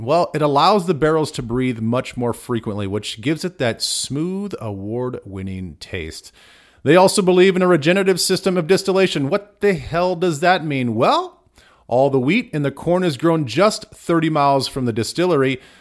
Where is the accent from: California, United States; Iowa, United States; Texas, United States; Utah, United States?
Iowa, United States; Southern; now in Minneapolis, United States; growing up in Iowa, Southern Iowa, for half of my life